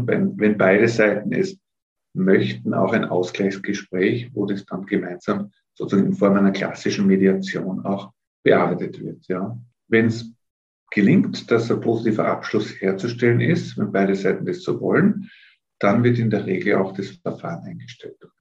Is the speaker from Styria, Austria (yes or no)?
no; Innsbruck, Tyrol, Austria; also born or lived in Telfs, Tyrol; bin dort in Innsbruck dann aufgewachsen, also Kindergarten, äh, Volksschule, Hauptschule dort gemacht in Innsbruck